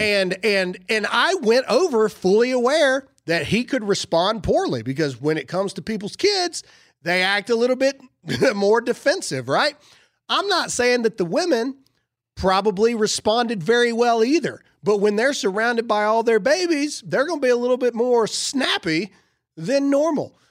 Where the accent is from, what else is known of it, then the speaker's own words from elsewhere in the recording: Mississippi, United States; I'm from Mississippi